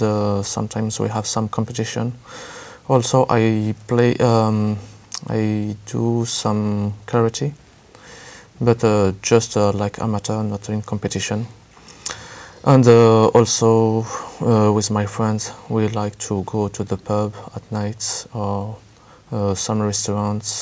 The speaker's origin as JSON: {"language": "English", "area": "near Paris", "region": "Île-de-France", "country": "France", "second_language": "English", "said": "I'm from France, near Paris"}